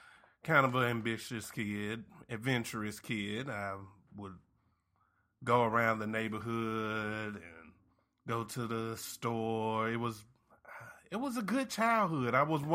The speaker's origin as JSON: {"language": "English", "region": "the South", "country": "United States", "said": "Look, man, I'm from the South. If y'all haven't noticed from my vernacular"}